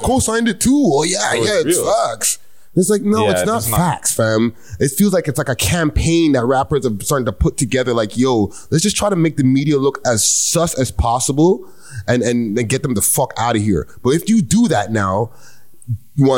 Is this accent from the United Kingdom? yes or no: no; Canada